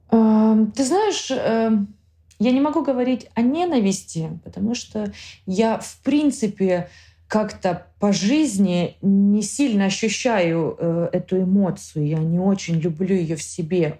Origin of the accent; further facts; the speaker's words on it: Zakarpattia Oblast, Ukraine; moved away as an adult; now in Spain; я горжусь тем, что я украинка